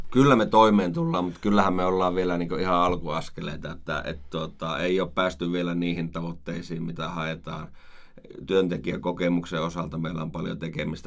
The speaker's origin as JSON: {"language": "Finnish", "town": "Oulu", "region": "North Ostrobothnia", "country": "Finland", "tie": "born or raised there", "also_born_or_lived": "Rovaniemi", "lives_now": "Oulu, Finland", "said": "Olen syntynyt Oulussa, joo, kyllä. Eli sieltä kotoisin."}